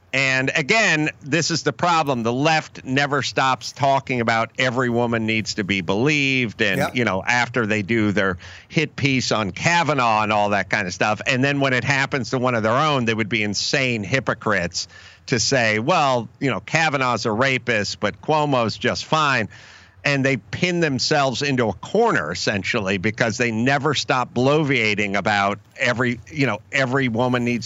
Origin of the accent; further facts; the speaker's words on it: Los Angeles, California, United States; I grew up in California. I grew up in Los Angeles.